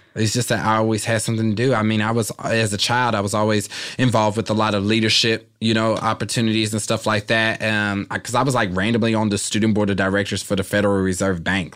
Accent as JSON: {"language": "English", "town": "Kansas City", "region": "Kansas", "country": "United States", "tie": "born or raised there", "also_born_or_lived": "Philadelphia", "moved": "as an adult", "lives_now": "Los Angeles, United States", "said": "I loved growing up there"}